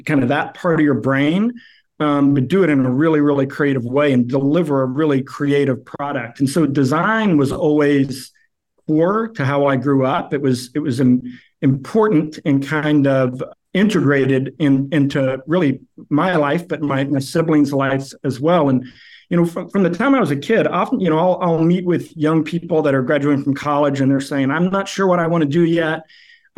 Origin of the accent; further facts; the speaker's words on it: Conway, Arkansas, United States; also born or lived in New York; now in Indianapolis, United States; when I was 5 years old, my family moved to central Arkansas, a little town called Conway